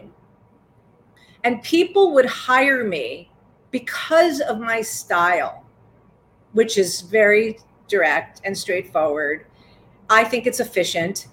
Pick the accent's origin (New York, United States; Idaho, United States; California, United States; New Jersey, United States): New York, United States; I'm a New Yorker